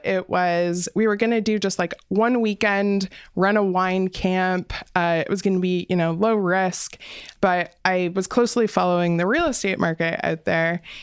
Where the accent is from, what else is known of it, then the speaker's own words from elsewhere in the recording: Windsor, Ontario, Canada; I grew up in Windsor